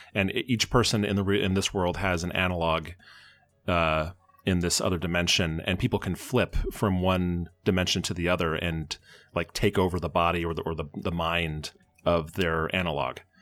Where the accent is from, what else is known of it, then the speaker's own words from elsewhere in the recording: Bellevue, Washington, United States; also born or lived in Fort Collins, Colorado / Seattle, Washington; I was raised in Bellevue, Washington